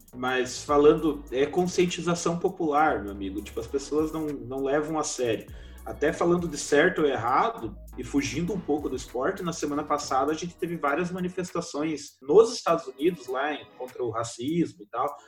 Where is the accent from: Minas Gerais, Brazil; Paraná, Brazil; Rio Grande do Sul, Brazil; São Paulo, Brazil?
Paraná, Brazil; somos do Paraná